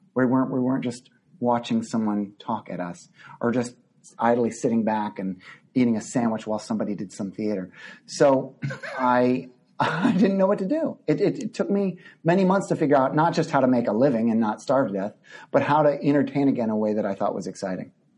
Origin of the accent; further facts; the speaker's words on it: Midland, Texas, United States; moved away; my childhood growing up in Midland, Texas